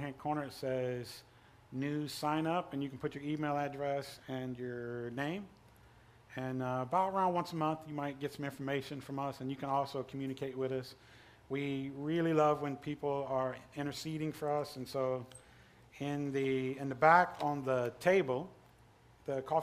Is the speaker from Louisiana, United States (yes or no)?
yes; Pumpkin Center, Louisiana, United States; moved away as an adult; also born or lived in India / Thailand / Cyprus; I'm from Pumpkin Center